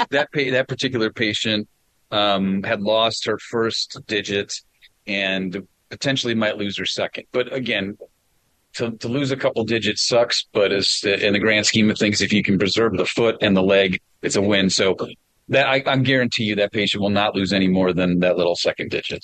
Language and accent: English; Wisconsin, United States; I'm from Wisconsin